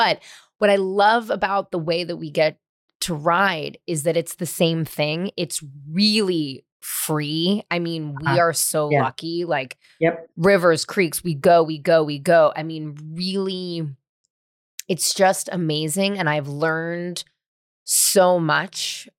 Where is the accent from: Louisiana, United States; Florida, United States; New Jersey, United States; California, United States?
California, United States; San Francisco; Born and raised in San Francisco. I know what it was like in the 90s because I was running around all over the place doing wild stuff myself.